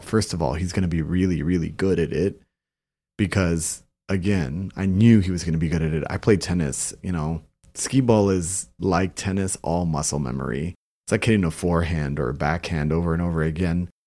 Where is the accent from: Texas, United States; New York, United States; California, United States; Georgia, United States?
Texas, United States; Brownsville; I'm from Brownsville